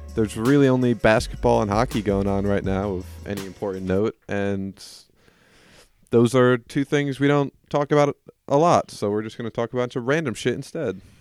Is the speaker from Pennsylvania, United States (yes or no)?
yes; Pittsburgh, Pennsylvania, United States; I'm from Pittsburgh